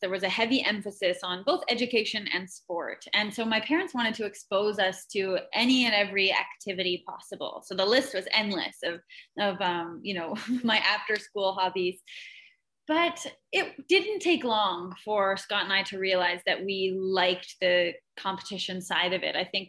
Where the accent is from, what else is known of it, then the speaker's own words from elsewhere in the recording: Canada; Being Canadian, it's in our blood, isn't it?